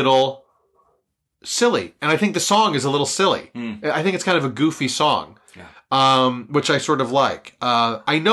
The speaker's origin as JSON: {"language": "English", "town": "Philadelphia", "region": "Pennsylvania", "country": "United States", "said": "We're from Philly"}